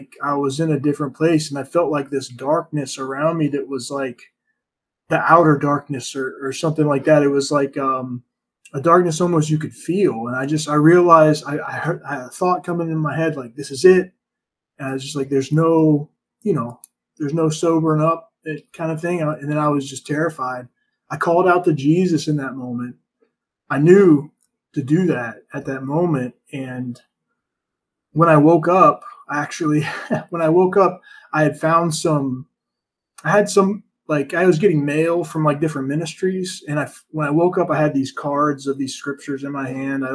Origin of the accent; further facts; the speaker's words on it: United States; growing up in America